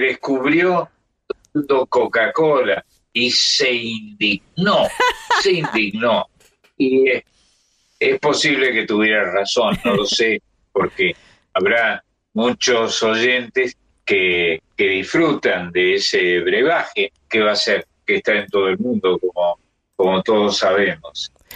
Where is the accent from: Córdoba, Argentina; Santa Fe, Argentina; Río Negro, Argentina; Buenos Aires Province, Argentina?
Córdoba, Argentina; now in Buenos Aires, Argentina; en Córdoba, de donde yo soy oriundo